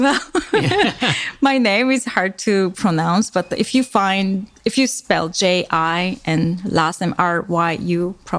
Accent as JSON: {"language": "English", "region": "Busan", "country": "South Korea", "tie": "born or raised there", "second_language": "English", "moved": "as an adult", "lives_now": "Riverview, Canada", "said": "when I said I'm from Korea"}